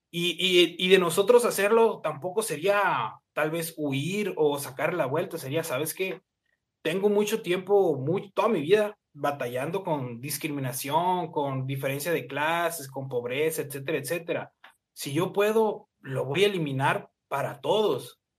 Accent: near the US border, northern Mexico, Mexico; yo soy de México

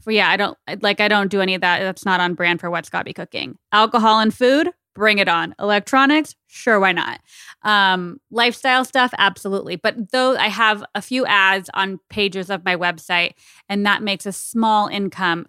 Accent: Arizona, United States; I'm from Arizona

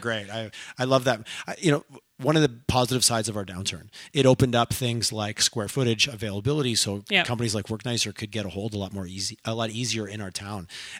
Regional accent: Montreal, Quebec, Canada; now in Calgary, Canada; Again, I moved here. I grew up in Montreal.

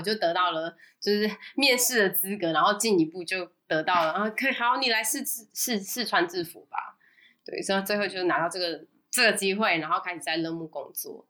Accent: Taiwan; moved away as an adult; now in Singapore; 我是台湾人，真正的呢，正港台湾人

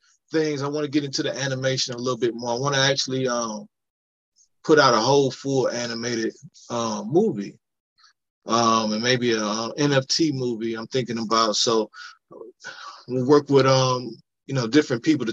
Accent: Cleveland, Ohio, United States; moved away as an adult; I'm just from Cleveland, so I got to represent for the hometown

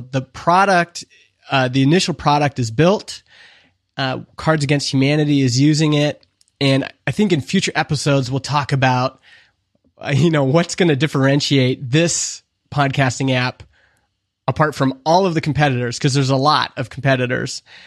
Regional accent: Canada; I'm from Canada

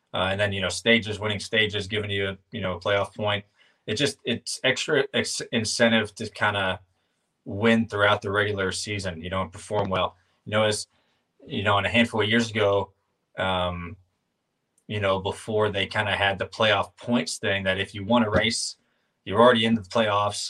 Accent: High Point, North Carolina, United States; I grew up in High Point

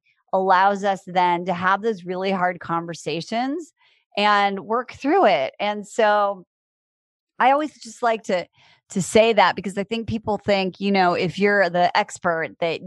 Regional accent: Iowa, United States; also born or lived in Chicago; now in Los Angeles, United States; I grew up in Iowa in a town, not on the farm. And I live in Los Angeles and I've lived in Chicago.

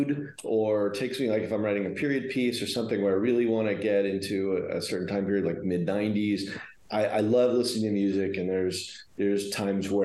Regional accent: Houston, Texas, United States; moved away as an adult; also born or lived in Los Angeles; growing up in Houston

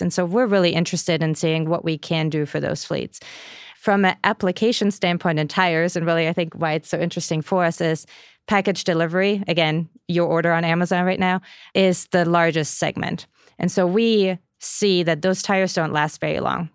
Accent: Germany; moved away; I'm from Germany

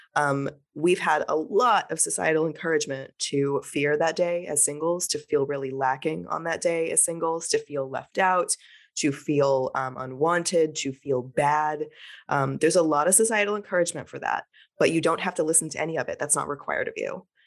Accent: Texas, United States; now in New Orleans, United States; I grew up in Texas

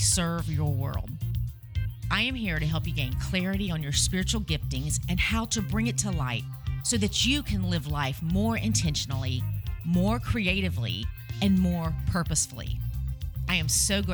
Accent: Tennessee, United States; moved away; growing up in Tennessee

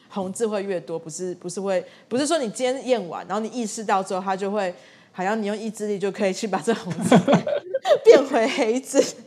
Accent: Tainan, Taiwan; 我们家是台南人

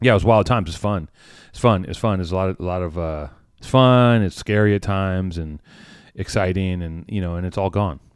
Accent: Los Angeles, California, United States; I grew up in Venice.

